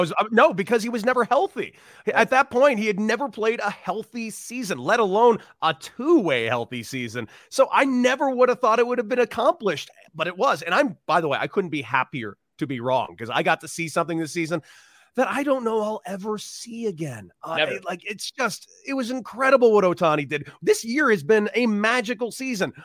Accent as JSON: {"language": "English", "town": "Los Angeles", "region": "California", "country": "United States", "tie": "born or raised there", "said": "I grew up in Los Angeles"}